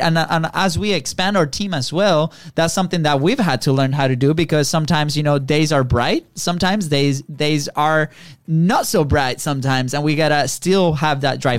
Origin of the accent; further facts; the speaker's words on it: Venezuela; now in Florida, United States; we're we're originally from Venezuela